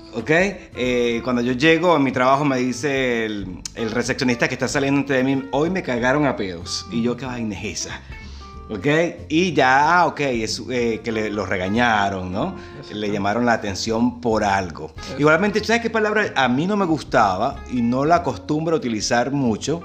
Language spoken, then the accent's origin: Spanish; Maturín, Monagas, Venezuela; moved away as an adult; also born or lived in Caracas; now in Buenos Aires, Argentina; nosotros somos venezolanos, pero y somos ambos somos de Maturín. En Maturín tenemos, de, eh, hay palabras que nos determinan como monaguenses